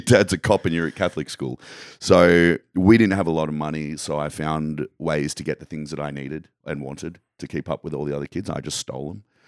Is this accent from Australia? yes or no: yes; Australia; where I grew up in Australia